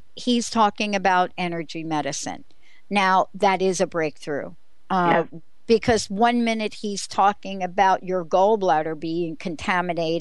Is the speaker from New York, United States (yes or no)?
yes; New York City, New York, United States; moved away; a girl growing up on the East Coast from the Bronx